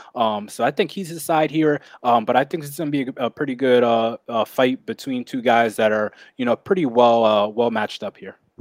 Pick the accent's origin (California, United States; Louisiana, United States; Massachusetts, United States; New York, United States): New York, United States; my home state of, uh, the great old New York